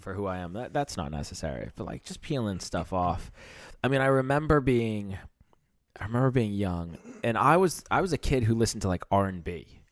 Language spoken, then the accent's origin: English; United States; moved away; I grew up in America. I grew up getting baseball cards.